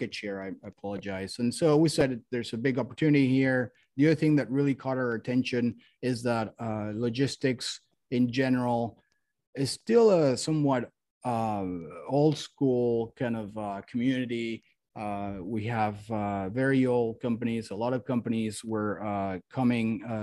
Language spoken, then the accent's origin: English; Mexico; moved away as an adult; also born or lived in Miami; now in United States; I'm originally from Mexico, came to the US to study business school